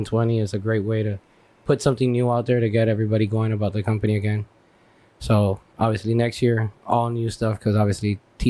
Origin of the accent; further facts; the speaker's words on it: Miami, Florida, United States; moved away; I'm from Miami